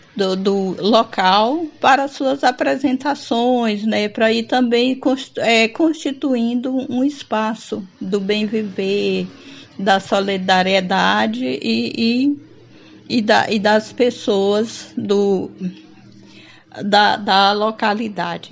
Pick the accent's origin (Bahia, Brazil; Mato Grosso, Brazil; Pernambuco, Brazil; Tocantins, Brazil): Tocantins, Brazil; Porto Nacional; Eu sou de Porto Nacional, Tocantins